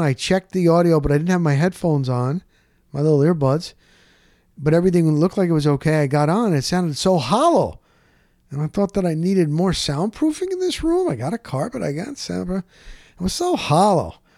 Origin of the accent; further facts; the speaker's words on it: Dover, New Jersey, United States; moved away as an adult; I'm from Morris County, New Jersey. Grew up in a small town called Dover.